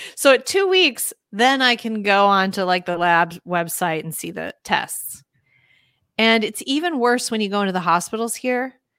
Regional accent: Minneapolis, Minnesota, United States; I grew up in Minneapolis, in the city

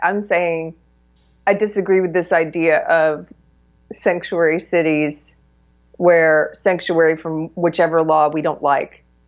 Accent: South Carolina, United States; moved away; I'm from South Carolina originally

